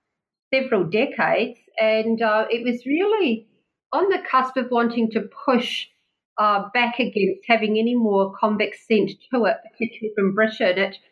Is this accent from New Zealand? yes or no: yes; Wellington, New Zealand; moved away as an adult; now in Tasmania, Australia; New Zealand, which is, in fact, my home country, and Wellington at one point my old hometown.